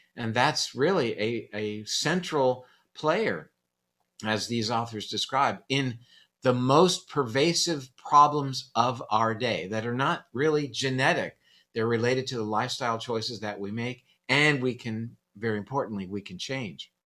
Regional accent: Coral Gables, Florida, United States; born or raised there

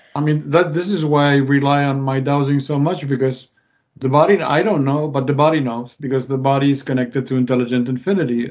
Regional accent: Mendoza, Argentina; moved away; my hometown of Mendoza

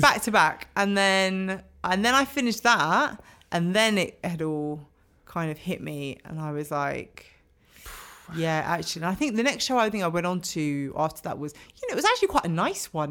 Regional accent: London, United Kingdom; growing up in London

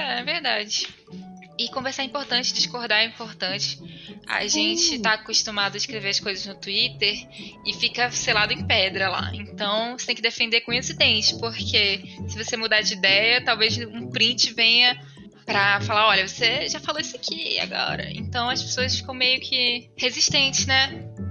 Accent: Manaus, Amazonas, Brazil; moved away as an adult; also born or lived in São Paulo; now in Belo Horizonte, Brazil; eu nasci em Manaus e eu Estudei minha vida toda e me formei lá em direito e saí de lá com acho que cerca de 22 anos assim.

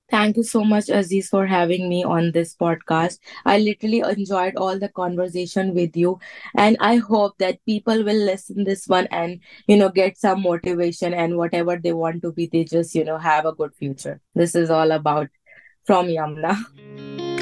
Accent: Pakistan; moved away as an adult; also born or lived in Singapore; now in Dubai, United Arab Emirates; I'm from Pakistan

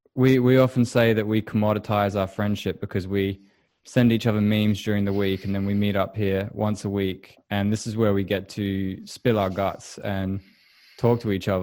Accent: England, United Kingdom; where I come from, England

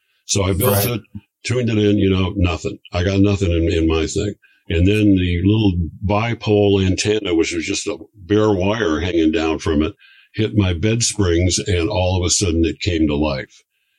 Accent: Muskegon, Michigan, United States; I grew up in Muskegon, Michigan, which is a little town on the shore of Lake Michigan.

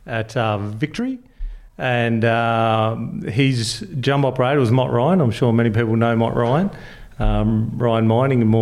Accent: Kambalda, Western Australia, Australia; Cambalda is an amazing place. We couldn't have asked for a better place to grow up in.

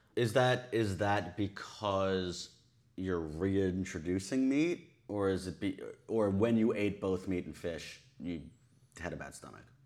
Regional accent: Long Island, New York, United States; I'm from Long Island

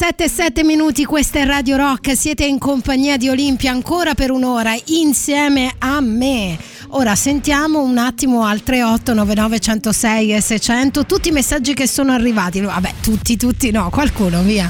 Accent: Abruzzo, Italy; io sono abruzzese

